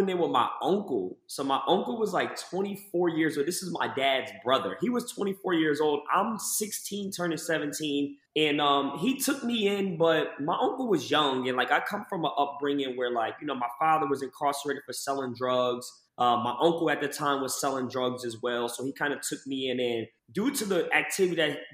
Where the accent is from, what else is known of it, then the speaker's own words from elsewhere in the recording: Lakewood, New Jersey, United States; I was from this one town, Lakewood, New Jersey, my entire life